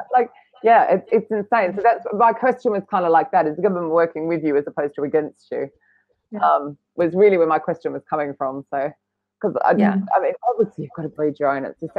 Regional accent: Australia; being an Aussie

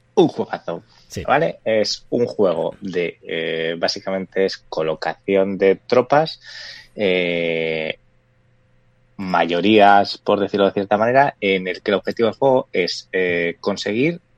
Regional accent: Valladolid, Castile and León, Spain; somos de Valladolid

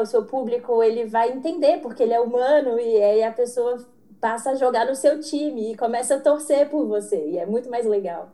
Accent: Belo Horizonte, Minas Gerais, Brazil; eu sou de Belo Horizonte

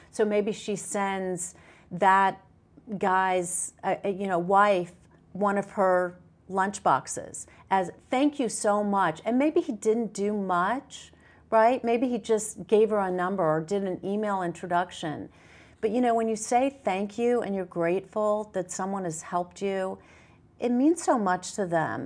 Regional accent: the South, United States; I grew up in the South

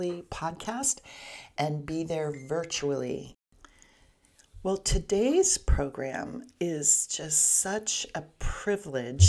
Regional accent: Southern California, United States; I'm from Southern California

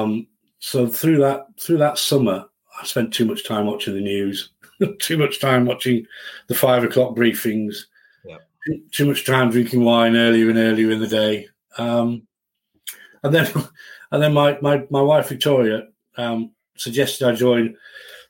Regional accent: Settle, Yorkshire and the Humber, United Kingdom; moved away; also born or lived in Leeds area; I was brought up in the Yorkshire Dales in a lovely town called Settle.

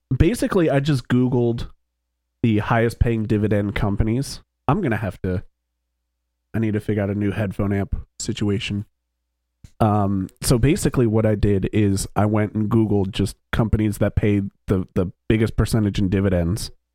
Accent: East Coast of the United States, United States; now in Philadelphia, United States; we all grew up on the East Coast of the United States

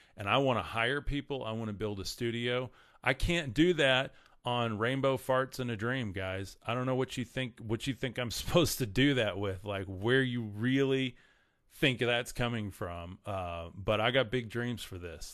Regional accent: West Texas, United States; I'm from West Texas, and I get corrected on my, my grammar all the time

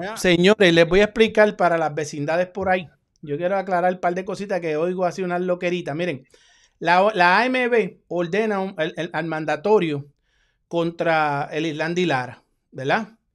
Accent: Puerto Rico; Yo soy boricua

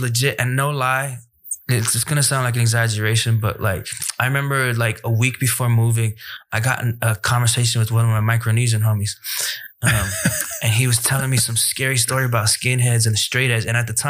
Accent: Samoa; And growing up in Samoa is predominantly Samoan for a lot of kids, you know?

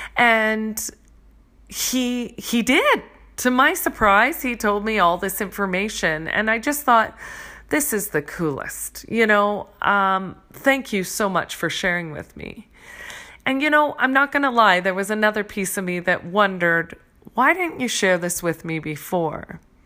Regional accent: Canada; as a Canadian

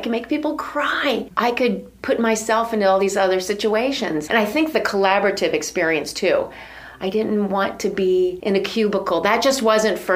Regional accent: Avon Lake, Ohio, United States; also born or lived in West Virginia; I was from Little Avon Lake, Ohio, a little sixth grader

